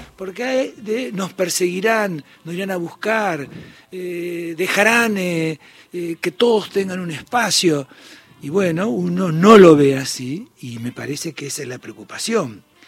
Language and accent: Spanish; Punta Alta, Buenos Aires Province, Argentina; yo soy de Bahía Blanco de Punta Alta